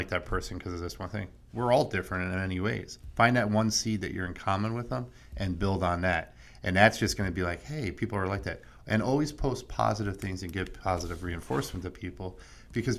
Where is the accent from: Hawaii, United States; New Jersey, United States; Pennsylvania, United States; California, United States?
New Jersey, United States; I'm from Jersey, so I'm kind of bold and in your face a little bit.